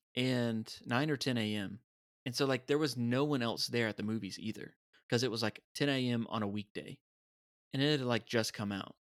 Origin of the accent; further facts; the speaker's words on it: United States; we are from America.